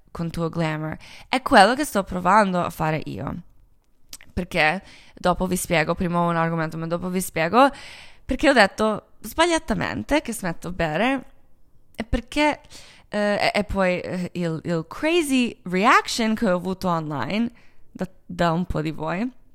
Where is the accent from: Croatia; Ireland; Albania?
Croatia; Italian is a second language; moved away; also born or lived in Milan / Los Angeles; Io sono croata